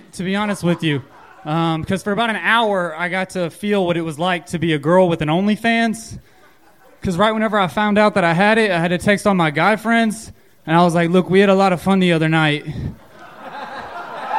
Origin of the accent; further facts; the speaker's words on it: Lumberton, Texas, United States; moved away as an adult; now in Austin, United States; I actually used to work back in my hometown